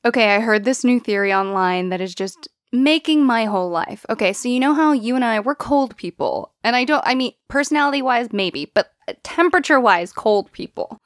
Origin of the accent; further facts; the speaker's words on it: United States; I grew up in America